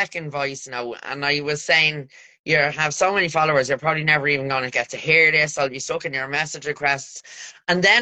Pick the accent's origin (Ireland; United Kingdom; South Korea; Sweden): Ireland; we're Irish